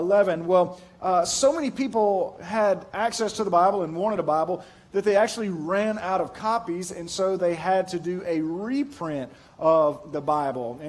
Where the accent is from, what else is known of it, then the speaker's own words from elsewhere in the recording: Pearl, United States; I'm from Pearl